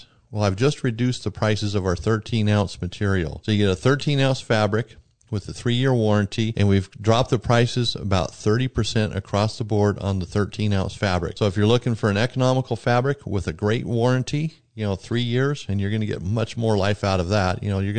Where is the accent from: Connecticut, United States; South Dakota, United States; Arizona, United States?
Arizona, United States; I'm from Arizona where water's, you know, a tremendous problem.